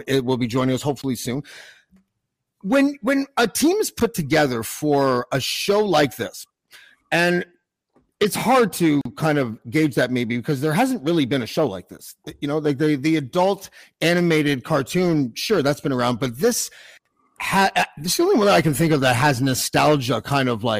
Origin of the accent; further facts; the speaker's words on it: Montreal, Quebec, Canada; I was born in Old Montreal